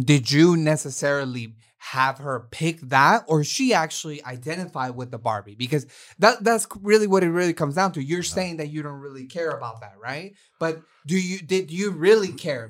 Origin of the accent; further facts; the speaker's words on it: Oakland, California, United States; I was raised in Oakland